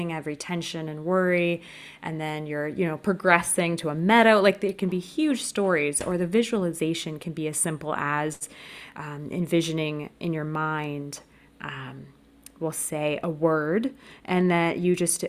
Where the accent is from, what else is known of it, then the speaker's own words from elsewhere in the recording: California, United States; moved away as an adult; now in France; I was born and raised in California, but now I am located in France